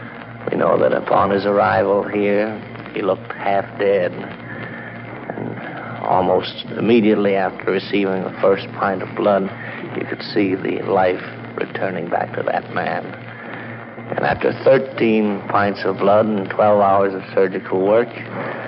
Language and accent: English; Chicago, Illinois, United States; My hometown is Chicago